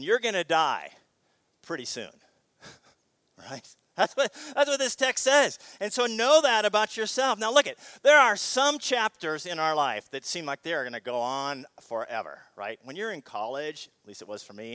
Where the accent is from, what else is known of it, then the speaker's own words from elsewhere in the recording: Seattle, Washington, United States; Growing up in Seattle